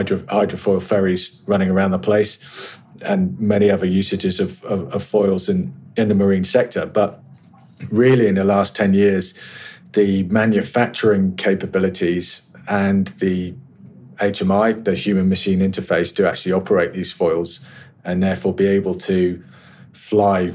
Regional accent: Carrick Roads and the Fal Estuary, South West England, United Kingdom; I grew up sailing in the Carrick Roads and off the Fal Estuary.

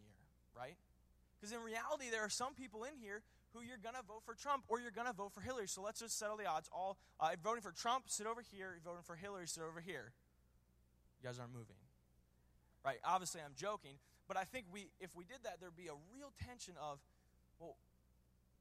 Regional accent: Washington, District of Columbia, United States; I grew up in D.C.

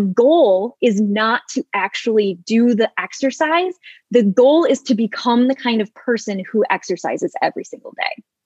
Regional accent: Michigan, United States; moved away as an adult; also born or lived in Seattle; now in San Diego, United States; I'm originally from uh, Michigan and I went to University of Michigan and then I moved to Seattle and now I am in San Diego

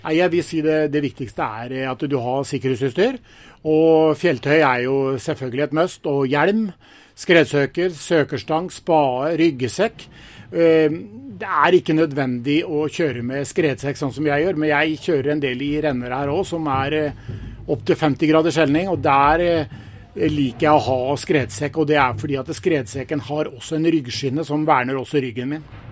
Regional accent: Rjukan, Vestfold og Telemark, Norway; Jeg er født og oppvokst på Rjukan

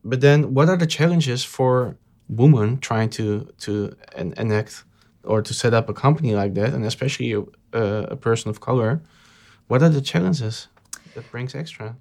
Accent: Amsterdam, North Holland, Netherlands; I grew up in the subhoods of Amsterdam.

